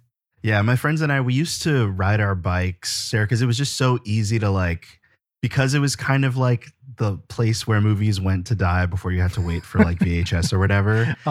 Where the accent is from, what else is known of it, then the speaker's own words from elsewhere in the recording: New Jersey, United States; we're both from North Jersey.